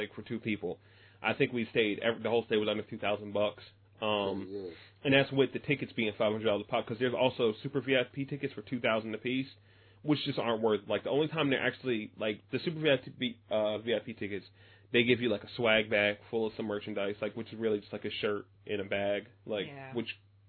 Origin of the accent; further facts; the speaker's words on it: United States; as an American